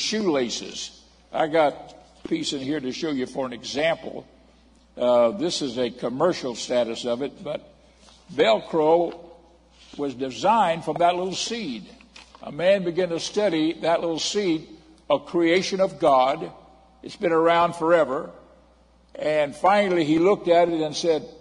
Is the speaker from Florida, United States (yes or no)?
yes; Miami, Florida, United States; as a young man, a boy actually growing up in Miami